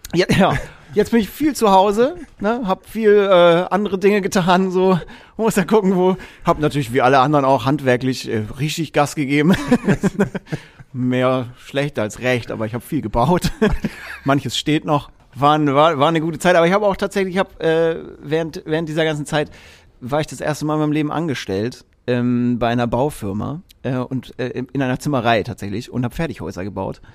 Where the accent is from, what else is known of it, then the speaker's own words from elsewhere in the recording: Erlangen, Bavaria, Germany; ich bin in Erlangen aufgewachsen